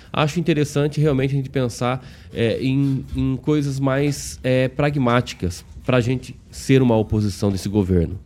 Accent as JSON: {"language": "Portuguese", "region": "South Region", "country": "Brazil", "said": "eu sou do sul"}